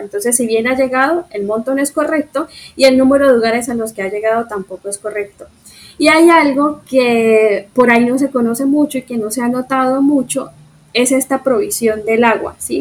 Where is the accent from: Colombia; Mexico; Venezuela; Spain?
Colombia; como sociedad colombiana